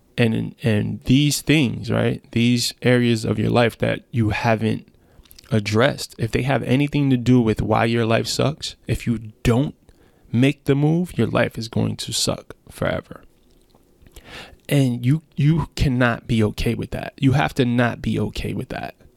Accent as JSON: {"language": "English", "town": "New York City", "region": "New York", "country": "United States", "tie": "born or raised there", "said": "I'm from Brownsville, Brooklyn"}